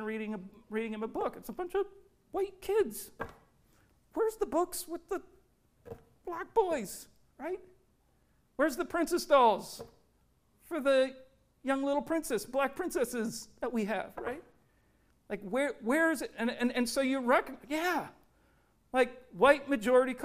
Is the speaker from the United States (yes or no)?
yes; Richmond, Virginia, United States; moved away; I spent about 7-8 years growing up in Richmond, Virginia